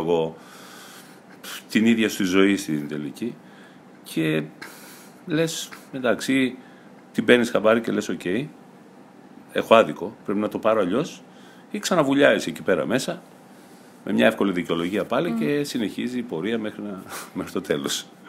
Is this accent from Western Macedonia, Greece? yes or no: no; Kavala, Eastern Macedonia and Thrace, Greece; βρέθηκα στην πόλη μου ξανά στην Καβάλα